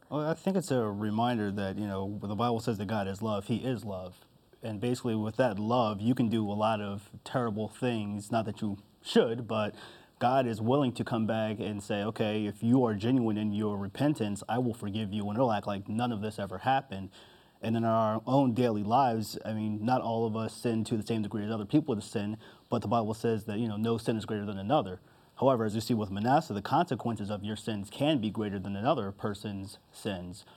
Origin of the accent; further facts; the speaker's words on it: New Jersey, United States; also born or lived in Harrisburg, Pennsylvania; I was born in Harrisburg, Pennsylvania, but I kind of consider myself from Jersey since I lived there most of my life